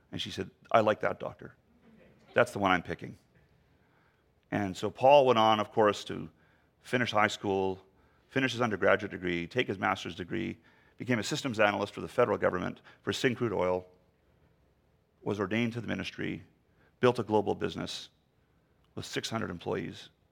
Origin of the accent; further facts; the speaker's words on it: Canada; the poorest province in our country